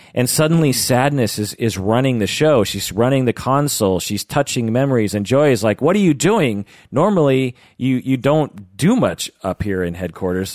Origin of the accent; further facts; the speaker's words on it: Seattle, Washington, United States; also born or lived in Kent, Washington / Issaquah, Washington; I've lived in Seattle, the Seattle area, my entire